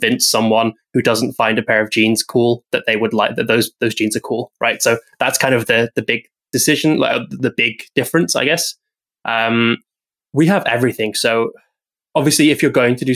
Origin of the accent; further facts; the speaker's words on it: United Kingdom; being British